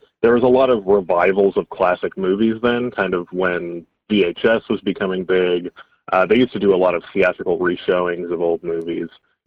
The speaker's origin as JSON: {"language": "English", "town": "Edmonton", "region": "Alberta", "country": "Canada", "tie": "born or raised there", "said": "growing up in Edmonton, we had a dollar theater on Friday nights"}